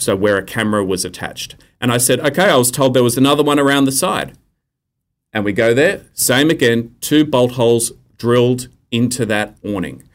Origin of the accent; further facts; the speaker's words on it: Australia; accent: true Australian accent; communicating as Australian men do with each other